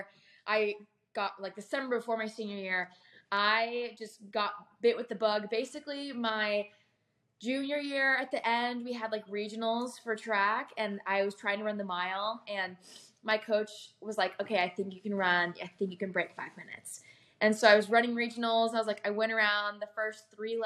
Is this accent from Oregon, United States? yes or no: no; Houston, Texas, United States; I'm from Houston, Texas